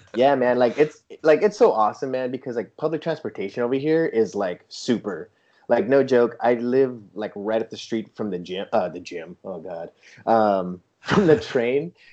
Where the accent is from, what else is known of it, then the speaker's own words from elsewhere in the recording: San Diego, California, United States; moved away as an adult; also born or lived in Arizona / Seattle; now in Germany; I grew up in San Diego, California